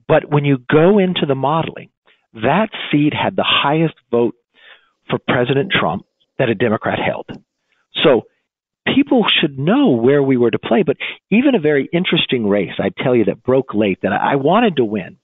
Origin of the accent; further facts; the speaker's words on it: California, United States; in the home state of Nancy Pelosi, but I proudly say my home state